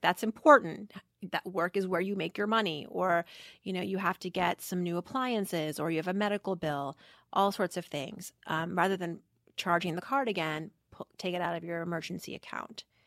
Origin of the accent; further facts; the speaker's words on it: Worcester, Massachusetts, United States; growing up in Worcester, Massachusetts as I did